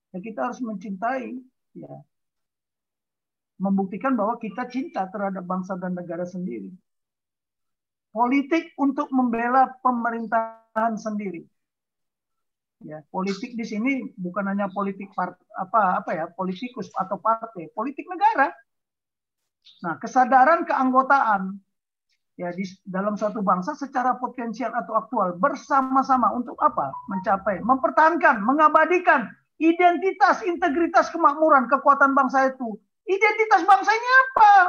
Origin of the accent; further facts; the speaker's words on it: Ciamis, West Java, Indonesia; born there; Saya Batak lahir di Ciamis kok.